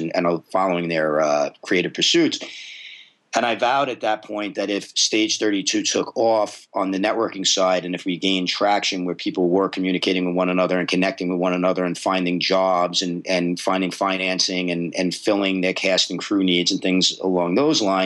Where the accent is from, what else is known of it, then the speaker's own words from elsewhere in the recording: New York City, New York, United States; moved away; I am a native New Yorker. I'm Brooklyn and Staten Island, spent most of my life in New York